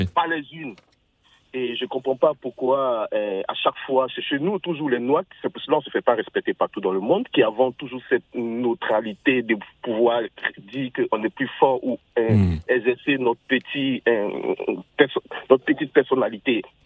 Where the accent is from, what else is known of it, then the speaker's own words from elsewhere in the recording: Côte d’Ivoire; also born or lived in Ghana; je suis ivoirien, je suis ivoirien et ghanéen